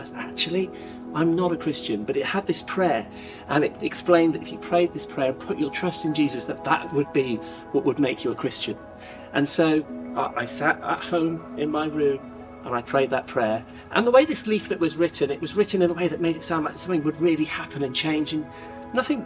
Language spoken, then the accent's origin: English; Norwich, East of England, United Kingdom; when I was a kid, I grew up in a place called Norwich